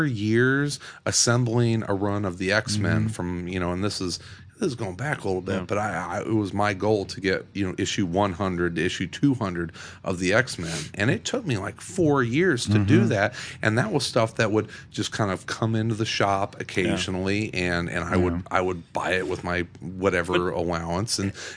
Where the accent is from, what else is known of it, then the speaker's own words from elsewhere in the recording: Southern Illinois, United States; I grew up in Southern Illinois